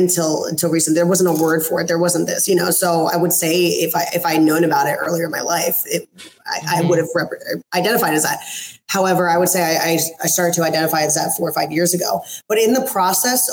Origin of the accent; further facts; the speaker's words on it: East Coast, United States; moved away as an adult; now in West Coast, United States; I'm originally from the East Coast, and about four years ago, I moved over to the West Coast.